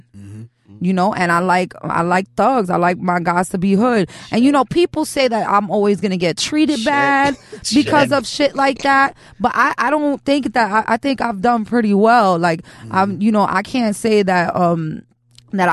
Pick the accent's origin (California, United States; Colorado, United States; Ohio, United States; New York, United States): New York, United States; New York City; I'm from Chelsea